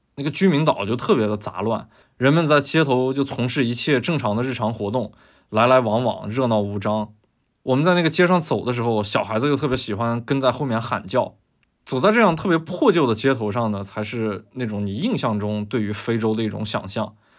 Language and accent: Chinese; China; 我们是中国人